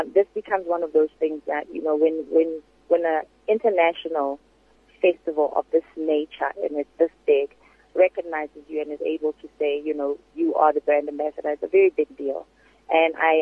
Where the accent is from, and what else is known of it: South Africa